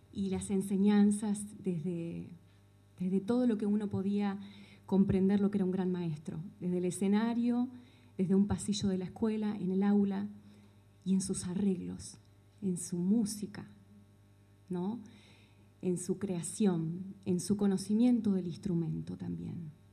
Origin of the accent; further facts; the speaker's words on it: Chascomús, Buenos Aires Province, Argentina; Soy nacida en Chascomús